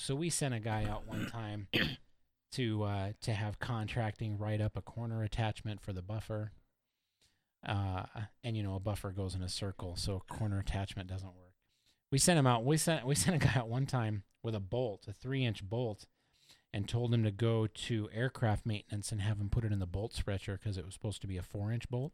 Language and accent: English; Oregon, United States; moved away as an adult; also born or lived in Indiana; I was from Oregon, and I was stationed in Indiana